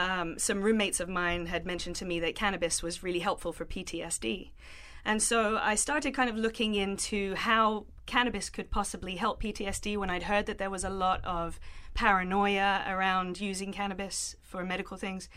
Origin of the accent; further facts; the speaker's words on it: London, United Kingdom; moved away as an adult; I grew up in South London. Uh, I lived there with my family until I was nineteen years